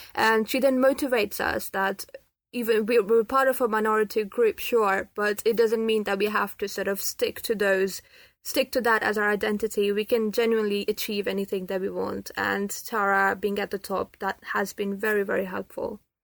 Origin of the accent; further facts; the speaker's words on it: Pakistan; now in United Kingdom; I'm from Pakistan and I'm a Muslim